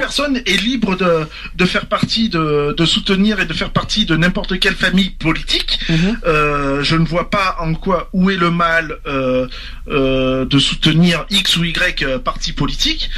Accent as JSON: {"language": "French", "country": "France", "said": "je suis un Français, je défends mon pays, j'aime mon pays"}